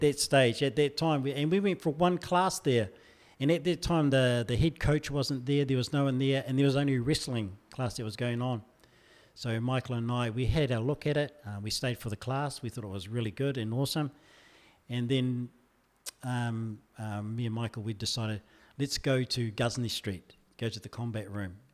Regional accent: Hāwera, Taranaki, New Zealand; also born or lived in Normanby; now in Wellington, New Zealand; I did all my schooling in Harwada.

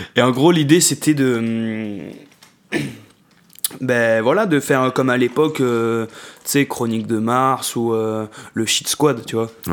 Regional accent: Marseille, Provence-Alpes-Côte d'Azur, France; en tant que Marseillais

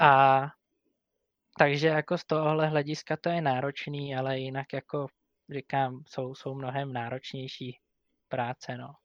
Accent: Říčany, Central Bohemian Region, Czechia; Jsem z Říčan

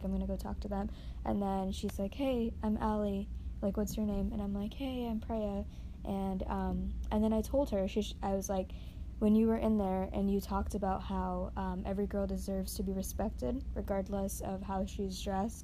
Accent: Northeast, United States; moved away; We're both from the Northeast

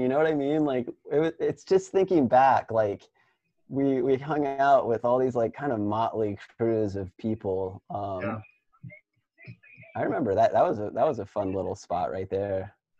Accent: Midwest, United States; I think we endured like a lot of really bad conditions, like growing up in the Midwest and like skating some of these spots.

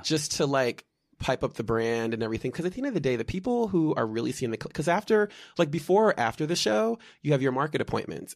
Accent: Malvern, Pennsylvania, United States; also born or lived in Bryn Mawr, Pennsylvania; I'm from outside of Philadelphia. I was born in Bryn Mawr, Pennsylvania, grew up in the western suburbs, prefer-, primarily in, uh, Malvern Paoli

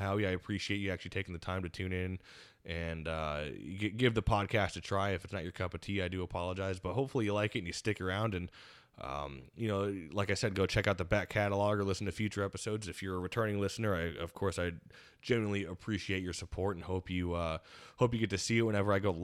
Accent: United States; growing up in the Quad Cities

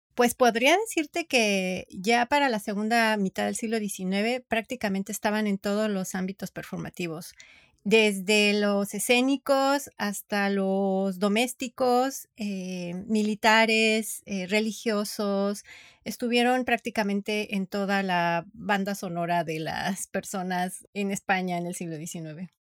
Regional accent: Mexico

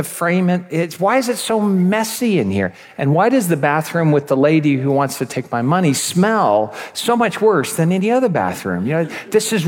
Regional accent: United States; moved away as an adult; also born or lived in Croatia; now in Czech Republic; I come from an American background

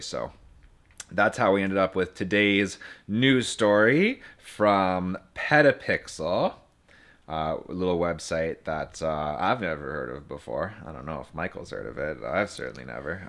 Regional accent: Timmins, Ontario, Canada; I come from the Great White North. I was, uh, raised in Timmins

